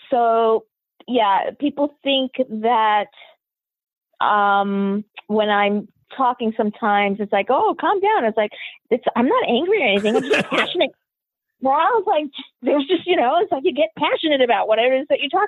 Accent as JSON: {"language": "English", "town": "Queens", "region": "New York", "country": "United States", "tie": "born or raised there", "also_born_or_lived": "Long Island / New Jersey / Puerto Rico", "said": "so I was born in New York, New York."}